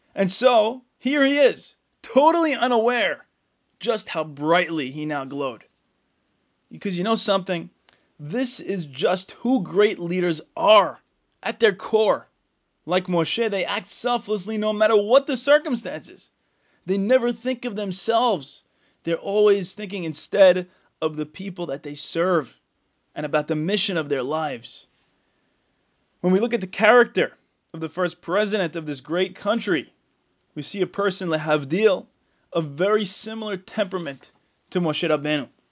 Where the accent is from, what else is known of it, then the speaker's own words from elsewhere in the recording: United States; We as Americans